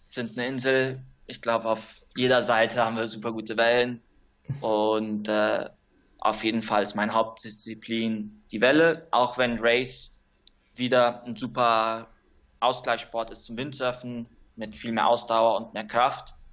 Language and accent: German; Canary Islands, Spain; Ich bin hier auf Gran Canaria aufgewachsen und auch hier geboren meine Eltern sind vor ungefähr 25 Jahren hier ausgewandert, um eine Surfschule zu, zu leiten.